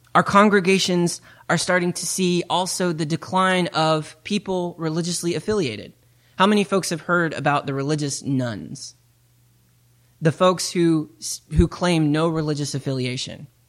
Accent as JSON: {"language": "English", "region": "East Tennessee", "country": "United States", "moved": "yes", "said": "I come from East Tennessee"}